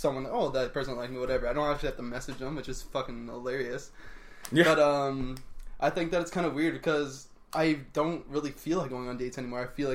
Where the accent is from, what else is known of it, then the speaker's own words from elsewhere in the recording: London, Ontario, Canada; I'm from London, Ontario, and the school I go to is Fanshawe.